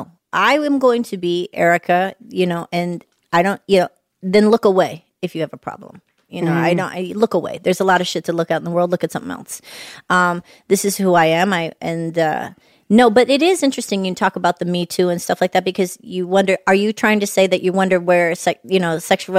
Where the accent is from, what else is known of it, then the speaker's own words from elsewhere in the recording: Atlanta, Georgia, United States; I'm from Atlanta.